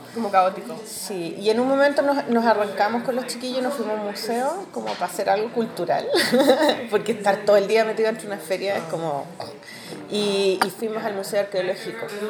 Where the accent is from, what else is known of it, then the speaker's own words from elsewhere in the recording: Chile; yo soy dibujante chilena